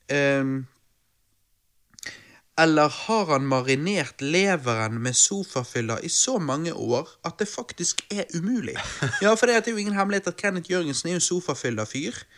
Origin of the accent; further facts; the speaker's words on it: Stavanger, Rogaland, Norway; jeg er fra Stavanger, vi har olje